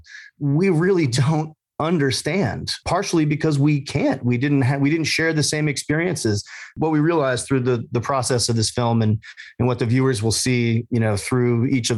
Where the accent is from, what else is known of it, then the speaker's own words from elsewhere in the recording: Massachusetts, United States; We grew up in Massachusetts